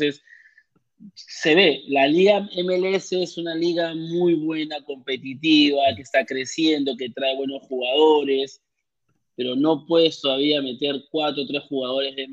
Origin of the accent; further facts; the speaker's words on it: Peru; now in Orlando, United States; más que todo que somos peruanos y estamos aquí en Orlando.